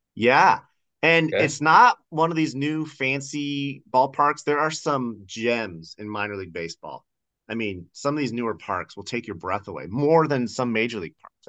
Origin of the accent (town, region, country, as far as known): eastern Washington, United States; born or raised there; also born or lived in Idaho